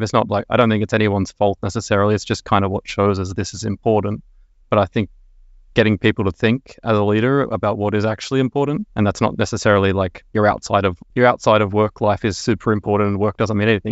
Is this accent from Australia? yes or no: yes; Sydney, New South Wales, Australia; moved away as an adult; now in Stockholm, Sweden; I'm originally from Sydney, Australia.